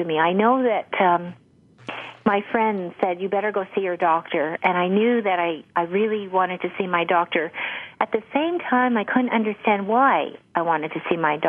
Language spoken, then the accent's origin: English; Canada; I started in China, where I was studying Mandarin, because I'm Canadian